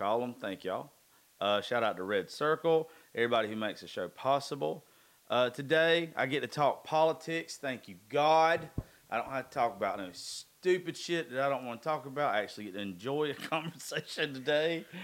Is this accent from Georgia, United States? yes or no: yes; Dodge County, Georgia, United States; I grew up in Dodge County